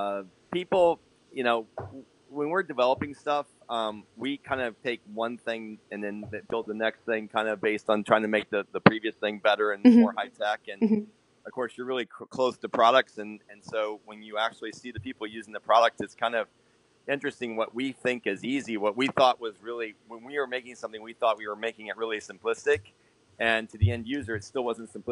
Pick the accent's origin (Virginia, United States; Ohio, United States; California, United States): Ohio, United States; Lima; now in Viera, United States; Lima, Ohio.